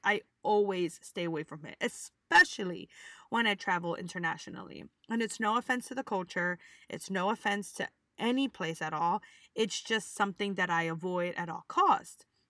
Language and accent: English; United States; we're American